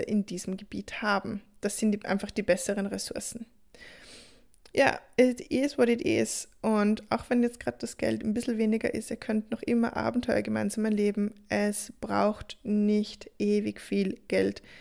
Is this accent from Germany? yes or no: no; Austria; bei uns in Österreich